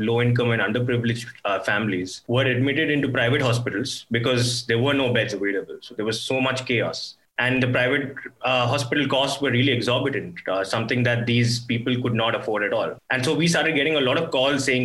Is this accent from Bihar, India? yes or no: no; Bangalore, Karnataka, India; I've been born and raised in Bangalore.